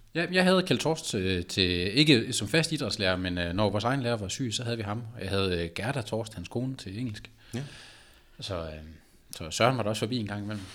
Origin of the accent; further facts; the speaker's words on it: Aalborg, North Denmark Region, Denmark; moved away; da jeg boede hjemme i Aalborg